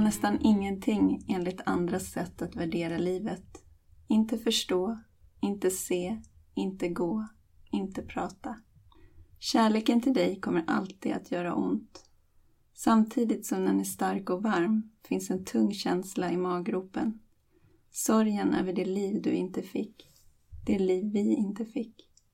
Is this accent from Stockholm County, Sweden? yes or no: yes; Åkersberga, Stockholm County, Sweden; jag är trebarnsmamma från Åkersberga utanför Stockholm